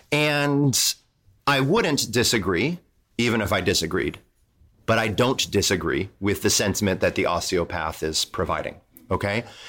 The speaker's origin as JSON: {"language": "English", "town": "Toledo", "region": "Ohio", "country": "United States", "tie": "born or raised there", "moved": "yes", "said": "I grew up in Toledo, Ohio, which is very close to Detroit."}